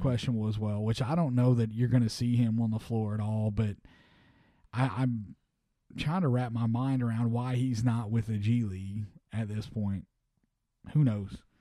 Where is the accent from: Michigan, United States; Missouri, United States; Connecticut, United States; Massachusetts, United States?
Missouri, United States; my home state